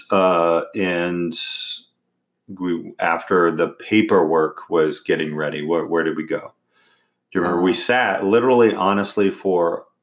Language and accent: English; Indiana, United States; I say Carvana because I'm from Indiana.